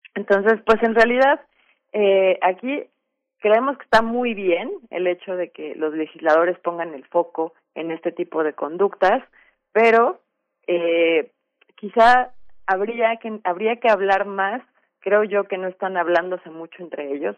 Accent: Mexico; importante para todos como mexicanos

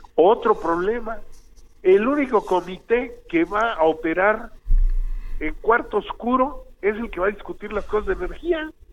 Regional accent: Mexico

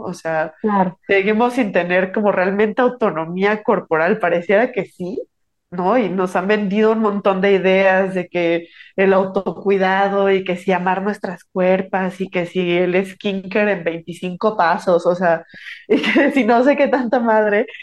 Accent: Morelia, Michoacán, Mexico; Yo soy de Morelia, Michoacán

